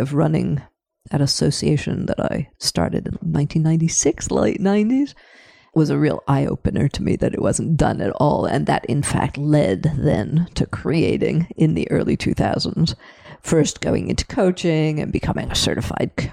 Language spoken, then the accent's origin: English; Canada; moved away as an adult; also born or lived in Paris, France; now in Europe; I was born in Canada, I re-immigrated back at age 20 and have never really left